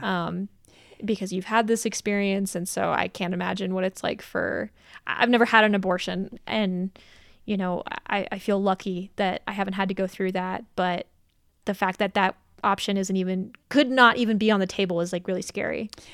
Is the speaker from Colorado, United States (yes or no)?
yes; Colorado Springs, Colorado, United States; Colorado Springs is my hometown